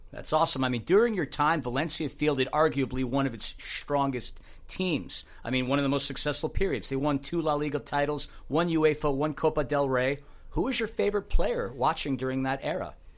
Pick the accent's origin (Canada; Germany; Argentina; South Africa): Germany; I'm from Germany